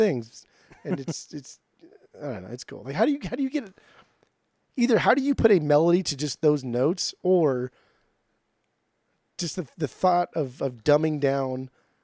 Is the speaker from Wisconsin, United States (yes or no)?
no; Southern California, United States; also born or lived in Portland; Growing up in Southern California